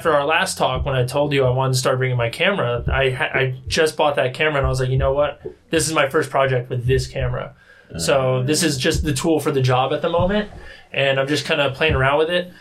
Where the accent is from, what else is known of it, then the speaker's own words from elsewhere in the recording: New Jersey, United States; moved away; also born or lived in Florida; I grew up in New Jersey, and for a while I thought like New Jersey was home, but then time passed and I spent 10 years in Florida